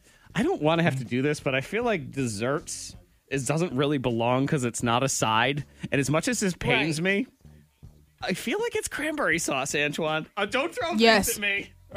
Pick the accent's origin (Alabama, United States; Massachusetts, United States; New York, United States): Massachusetts, United States; Middleborough; Middleborough, Massachusetts, my hometown. The cranberry capital of the world.